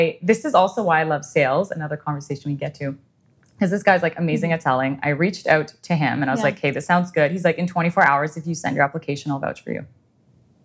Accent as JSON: {"language": "English", "town": "Ottawa", "region": "Ontario", "country": "Canada", "tie": "born or raised there", "also_born_or_lived": "Europe", "said": "growing up in Ottawa"}